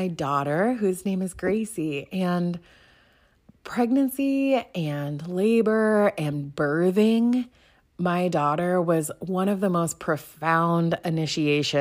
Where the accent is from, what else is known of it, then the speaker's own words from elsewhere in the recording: Pacific Northwest, United States; I grew up in the Pacific Northwest